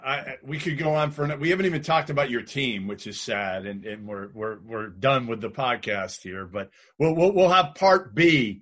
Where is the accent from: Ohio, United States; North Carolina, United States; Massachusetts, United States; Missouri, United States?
Massachusetts, United States; Boston; I'm from Boston.